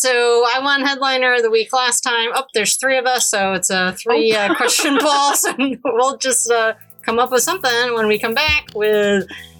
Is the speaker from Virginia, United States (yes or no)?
yes; Virginia, United States; We both have brown hair and we're from Northern Virginia.